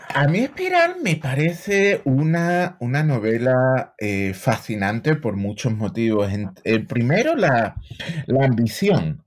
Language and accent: Spanish; Seville, Andalusia, Spain; moved away as an adult; now in United States; yo soy de Sevilla, llevo en Estados Unidos ya 25 años